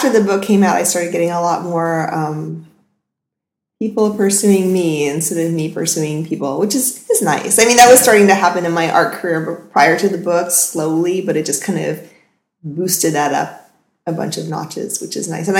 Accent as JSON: {"language": "English", "area": "Marin County", "region": "California", "country": "United States", "tie": "born or raised there", "also_born_or_lived": "Texas / San Francisco", "said": "Marin County was where I was sort of forced to grow up"}